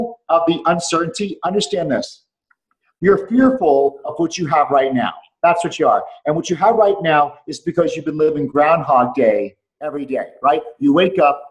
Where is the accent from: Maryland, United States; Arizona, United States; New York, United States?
New York, United States; moved away as an adult; also born or lived in Atlanta, Georgia / Dallas, Texas; now in Houston, United States; I'm a New Yorker